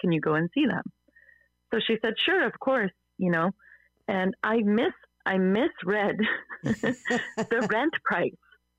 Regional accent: Burnaby, British Columbia, Canada; also born or lived in Vancouver; I was born in Vancouver, but I've lived in Burnaby for the last 20 years.

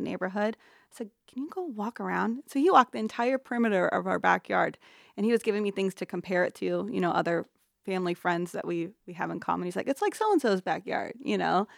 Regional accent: Council Bluffs, Iowa, United States; moved away as an adult; also born or lived in Sarasota, Florida; born and raised in Council Bluffs

